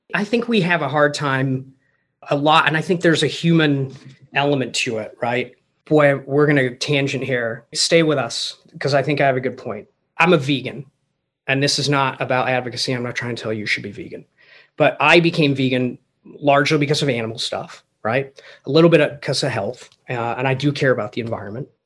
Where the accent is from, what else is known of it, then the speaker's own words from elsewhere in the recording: England, United Kingdom; moved away; I grew up in England